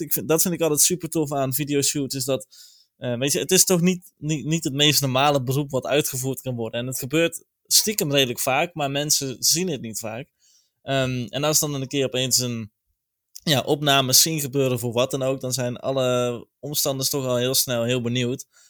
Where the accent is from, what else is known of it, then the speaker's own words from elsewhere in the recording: 's-Hertogenbosch, North Brabant, Netherlands; Ik kom zelf uit Zertogenbos